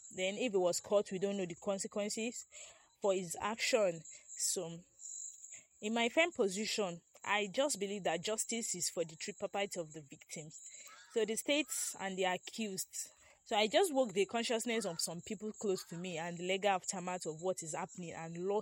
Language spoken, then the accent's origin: English; Nigeria; I'm also a Nigerian